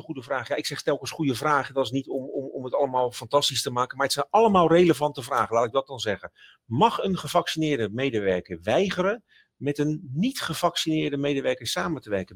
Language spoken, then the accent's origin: Dutch; Rotterdam, South Holland, Netherlands; ik kom van Zuid, van Rotterdam Zuid